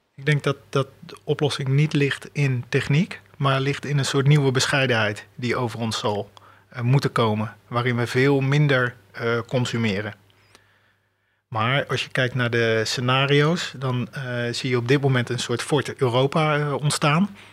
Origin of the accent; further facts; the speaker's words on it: Delft, South Holland, Netherlands; ik ben in Delft opgevoed.